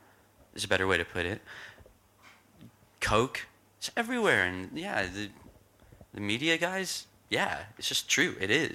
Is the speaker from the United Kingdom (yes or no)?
yes; Kentish Town, London, United Kingdom; I grew up in North London. I don't sound like it. I grew up in Kentish Town.